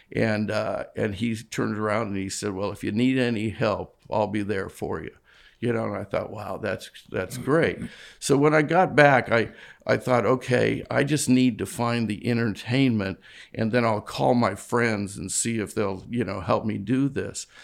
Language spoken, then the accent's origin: English; Newport Beach, California, United States; moved away as an adult; also born or lived in London; I grew up in Southern California, Newport Beach.